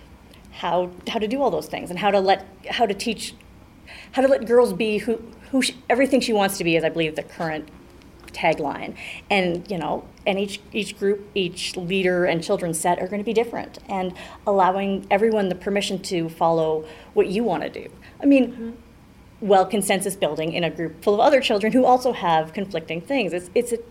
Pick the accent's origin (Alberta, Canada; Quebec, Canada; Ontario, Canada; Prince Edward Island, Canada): Alberta, Canada; Calgary; also born or lived in Haysboro; I grew up in Hillhurst